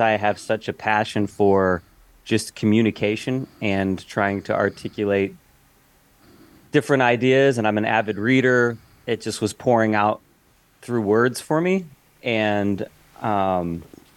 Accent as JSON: {"language": "English", "town": "Knox", "region": "Indiana", "country": "United States", "tie": "born or raised there", "also_born_or_lived": "Winamac, Indiana / Chicago, Illinois", "moved": "yes", "said": "I was a kid growing up, small town, Knox, Indiana is where I was. I grew up. I was born in Winnemac"}